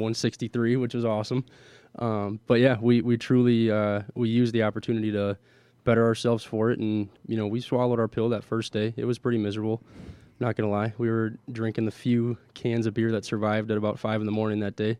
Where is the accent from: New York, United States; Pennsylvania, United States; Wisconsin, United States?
Wisconsin, United States; Milwaukee; I'm born and raised in Milwaukee, Wisconsin here.